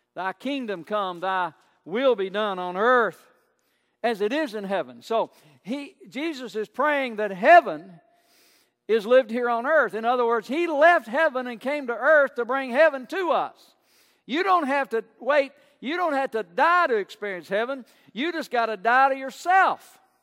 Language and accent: English; United States; I'm proud to be an American most days